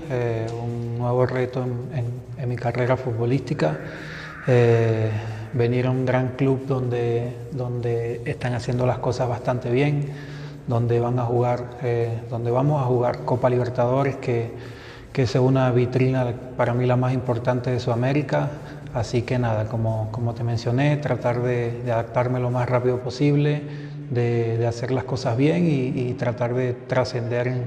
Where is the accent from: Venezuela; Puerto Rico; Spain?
Venezuela; Bueno, eh, obviamente soy venezolano